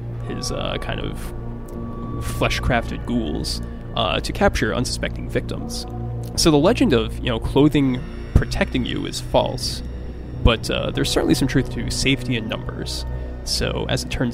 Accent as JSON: {"language": "English", "town": "Glastonbury", "region": "Connecticut", "country": "United States", "tie": "born or raised there", "said": "I grew up in Glastonbury, Connecticut in the United States"}